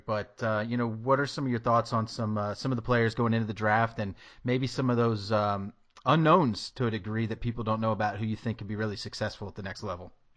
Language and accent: English; Tennessee, United States; moved away; I'm from Tennessee